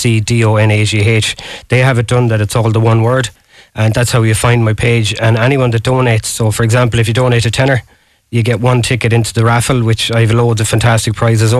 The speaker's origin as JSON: {"language": "English", "town": "Galway", "region": "Connacht", "country": "Ireland", "said": "I'm from Bohermore, just down the road there"}